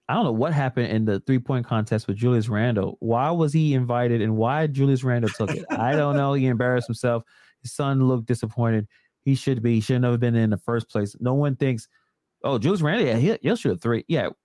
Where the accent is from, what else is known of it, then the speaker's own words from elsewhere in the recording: New York City, New York, United States; Yes, born and raised in Brooklyn, right next to BIG.